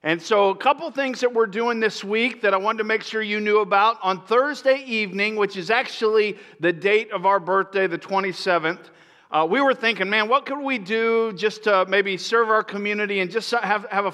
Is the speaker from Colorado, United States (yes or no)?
no; Florida, United States; moved away; I grew up in Florida